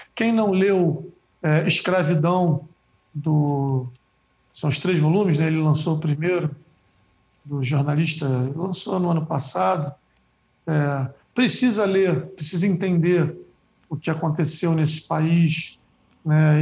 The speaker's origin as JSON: {"language": "Portuguese", "region": "Rio de Janeiro", "country": "Brazil", "said": "Eu sou da Praia da Macumba"}